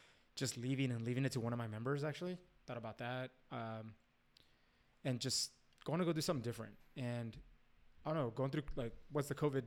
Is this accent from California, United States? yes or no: yes; California, United States; we're from California